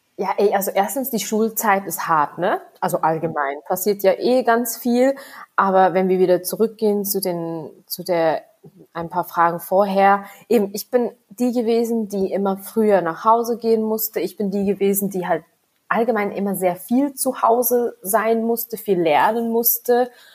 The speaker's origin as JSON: {"language": "German", "country": "Switzerland", "tie": "born or raised there", "said": "Ich bin, wie gesagt, in der Schweiz geboren, aufgewachsen"}